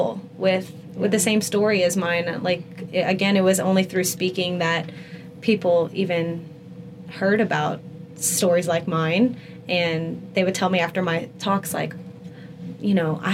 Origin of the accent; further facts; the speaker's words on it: Lafayette, Louisiana, United States; my hometown in Lafayette